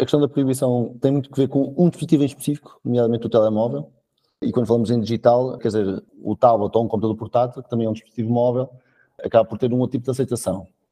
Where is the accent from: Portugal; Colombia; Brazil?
Portugal; Coimbra, Centro; now in Maia, Portugal; eu na verdade sou natural de Coimbra, mas posso dizer que sou maiato honorário